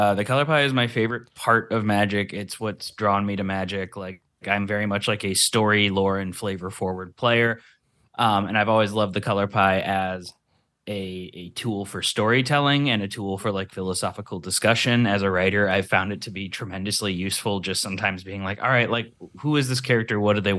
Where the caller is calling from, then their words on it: Los Angeles, California, United States; Hi, hello. … I'm calling from Los Angeles.